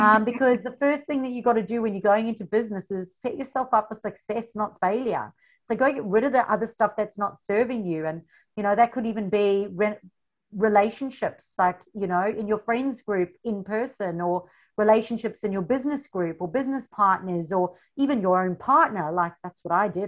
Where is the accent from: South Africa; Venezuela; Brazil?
South Africa; moved away as an adult; now in Australia; the funny accent. I come from South Africa